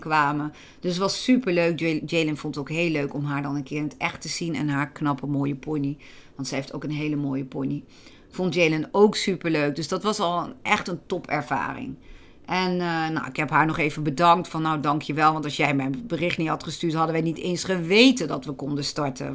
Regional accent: Gelderland, Netherlands; bij ons in Gelderland

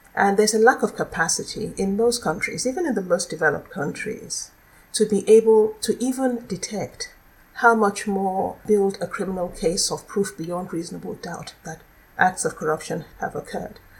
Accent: Nigeria; now in Netherlands; I'm originally from Nigeria

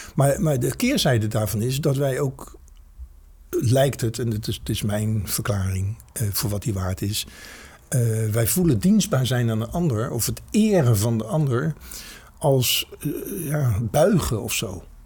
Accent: Netherlands; als Nederlanders

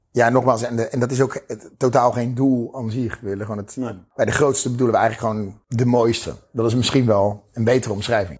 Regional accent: Krimpen aan den IJssel, South Holland, Netherlands; mijn dorp, waar ik vandaan kom. Het eh, prachtige Krimp van de IJssel, onder de rook van Rotterdam

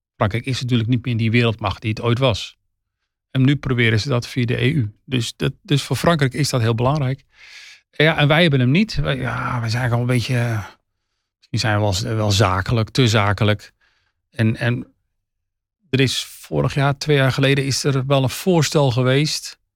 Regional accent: Netherlands; wij als Nederlanders

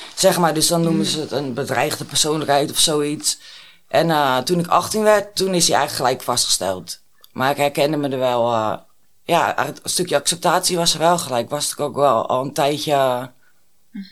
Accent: Alkmaar, North Holland, Netherlands; Ik ben 30 en ik kom uit Alkmaar.

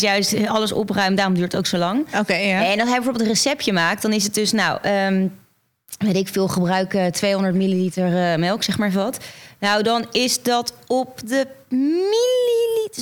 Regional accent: Netherlands; In Beeldhoven.

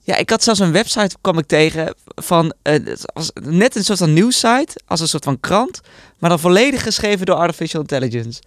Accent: Netherlands; ben ik toch een echte Nederlander

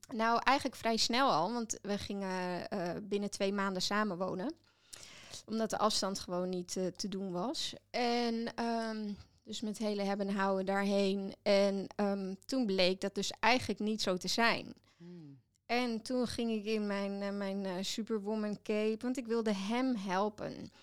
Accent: Netherlands; ik ben wel Nederlander

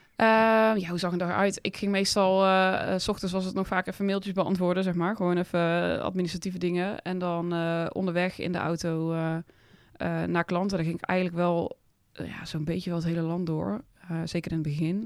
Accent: Oss, North Brabant, Netherlands; also born or lived in Heesch; ik ben opgegroeid in Os en Hees een beetje

